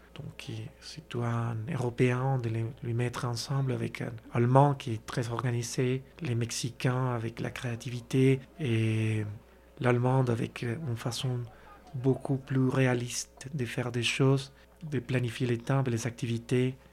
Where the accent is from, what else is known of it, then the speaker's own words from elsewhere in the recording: Colombia; French is a second language; moved away as an adult; also born or lived in Brazil / China / South Korea; la Colombie, qui c'est mon pays natal